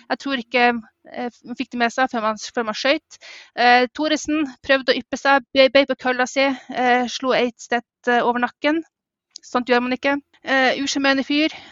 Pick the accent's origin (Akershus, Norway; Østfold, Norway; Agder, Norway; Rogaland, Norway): Østfold, Norway; Jeg er fra Østfold